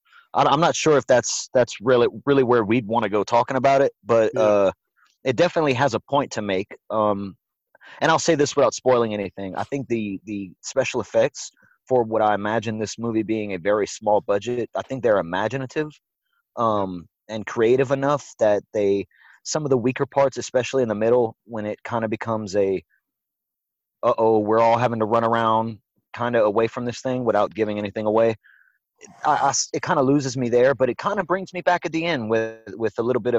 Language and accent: English; the South, United States; and this might be a dialect thing. I'm from the South, so Acacia is how we say it up down here.